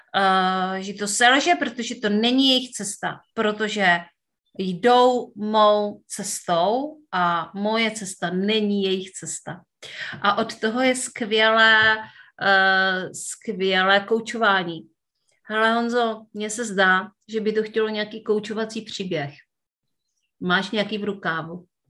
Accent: Northern Moravia, Czechia; já pocházím ze Severní Moravy

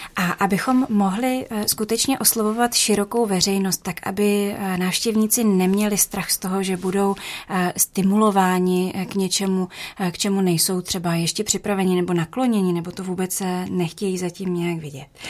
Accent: Louny, Ústí nad Labem Region, Czechia; já jsem se narodila v Lounech

